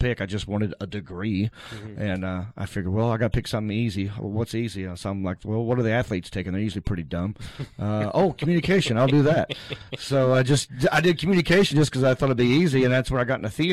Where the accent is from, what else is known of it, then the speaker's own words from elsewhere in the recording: Hickory, North Carolina, United States; also born or lived in Raleigh, North Carolina; growing up in Hickory, there's no clubs